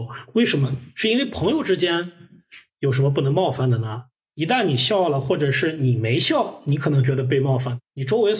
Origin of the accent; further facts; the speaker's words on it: Henan, China; 你说河南人偷井盖我们作为河南人，我们知道我们不是那样的，我们也多次跟大家打成一片。